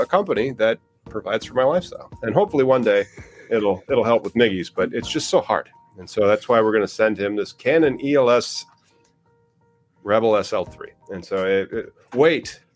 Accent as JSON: {"language": "English", "country": "United States", "said": "I'm an American, not Canada"}